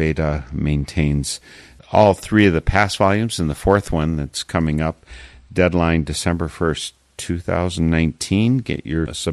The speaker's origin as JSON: {"language": "English", "region": "Wisconsin", "country": "United States", "said": "I come from Wisconsin"}